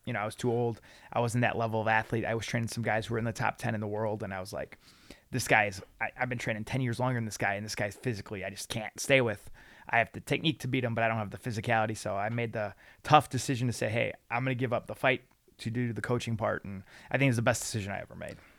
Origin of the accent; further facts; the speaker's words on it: Lansing, Illinois, United States; I grew up in Lansing, Illinois, right on the Indiana border